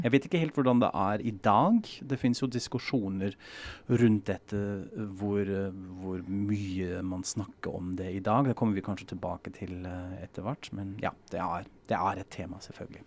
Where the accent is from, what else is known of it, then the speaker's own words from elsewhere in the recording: Germany; moved away; vi er en klasse fra Tyskland